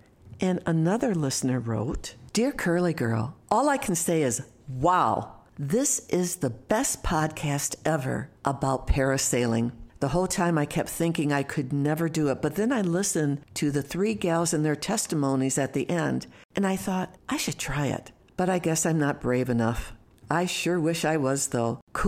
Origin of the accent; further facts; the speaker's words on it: Michigan, United States; Born and raised in Michigan, my heart will always be true to my Michigan roots.